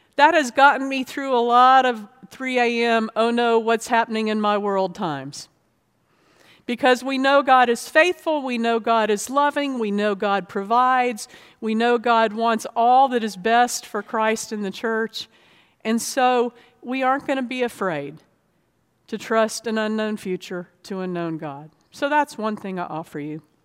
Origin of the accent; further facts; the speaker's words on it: Florida, United States; also born or lived in North Georgia; now in Virginia, United States; I grew up in Florida